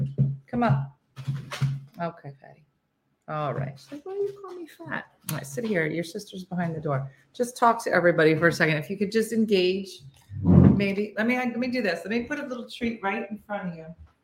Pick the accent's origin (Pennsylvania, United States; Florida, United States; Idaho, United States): Florida, United States; Today I'm watching from Mississippi, but I'm from Florida.